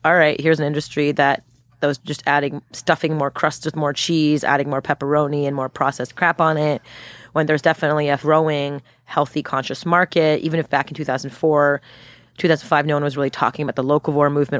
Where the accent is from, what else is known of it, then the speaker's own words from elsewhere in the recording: Montreal, Quebec, Canada; moved away; I'm from Montreal, born and raised